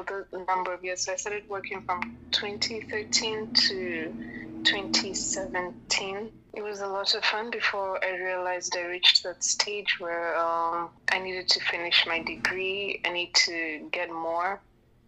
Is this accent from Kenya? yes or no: yes; Kenya; moved away; I'm born and raised here